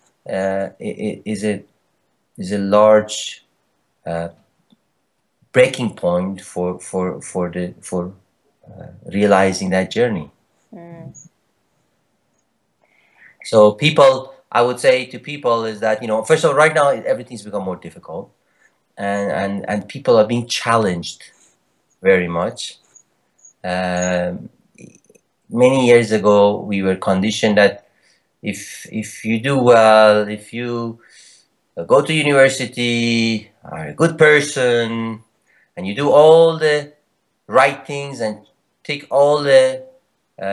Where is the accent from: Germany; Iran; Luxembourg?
Iran; moved away as an adult; also born or lived in Canada; I was born in Iran and lived there for a while and moved to Canada when I was 20